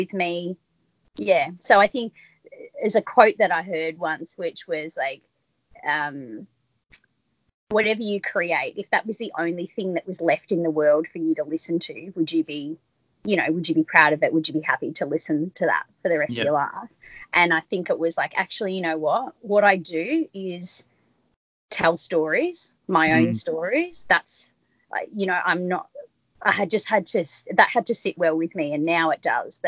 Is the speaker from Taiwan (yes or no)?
no; country Victoria, Australia; moved away as an adult; I grew up in country Victoria